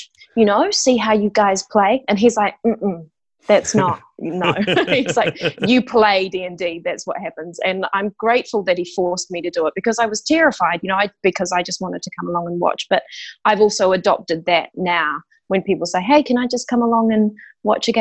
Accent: Christchurch, Canterbury, New Zealand; moved away as an adult; now in Wellington, New Zealand; I'm actually from Christchurch originally. Right. Yep. Well, I was born in Wellington and then moved down to Christchurch. So I guess I consider myself kind of a Christchurch girl.

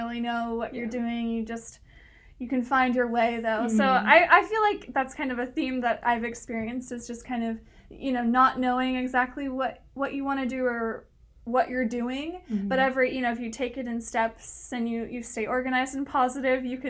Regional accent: Santa Cruz, California, United States; also born or lived in San Francisco; I'm from Santa Cruz. I went to high school here.

